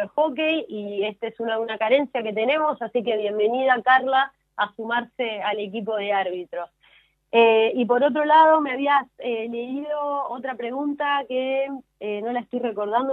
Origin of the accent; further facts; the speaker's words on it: Argentina; a mí como argentina